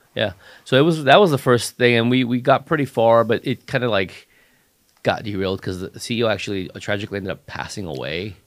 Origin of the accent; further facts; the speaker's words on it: Los Angeles, California, United States; also born or lived in San Diego; I grew up in Hollywood